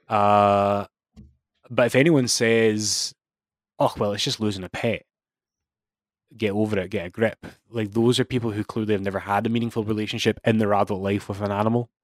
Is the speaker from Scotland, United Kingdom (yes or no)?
yes; Scotland, United Kingdom; as Scottish fans